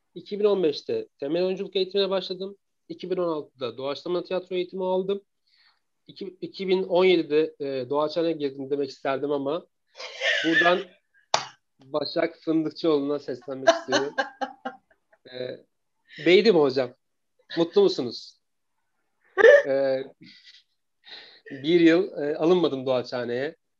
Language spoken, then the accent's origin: Turkish; Eskişehir, Turkey; 86 yılında Eskişehir'de dünyaya geldim.